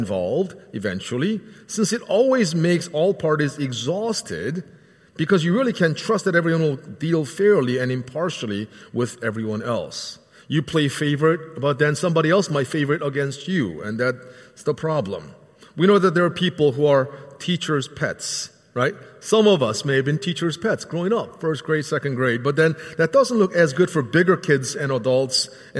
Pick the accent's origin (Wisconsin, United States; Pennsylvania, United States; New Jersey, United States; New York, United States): Pennsylvania, United States; Philadelphia; growing up in the Philadelphia area